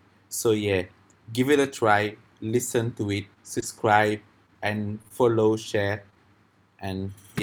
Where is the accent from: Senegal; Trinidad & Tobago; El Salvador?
Senegal; I'm from Senegal, West Africa. And I've lived in a bunch of places before moving to Singapore in 2018